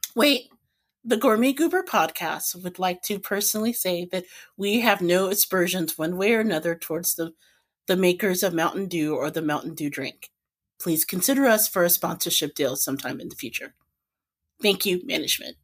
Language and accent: English; Indianapolis, Indiana, United States; now in Northwest Indiana, United States; growing up in Indianapolis, like, there was a Cracker Barrel near me.